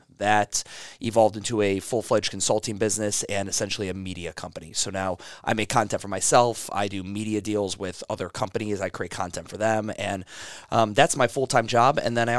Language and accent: English; Cleveland, Ohio, United States; also born or lived in Chicago / Florida / California; I was born in Chicago, Illinois. He was doing work there at one point, Cleveland, Ohio. So we're always bouncing around.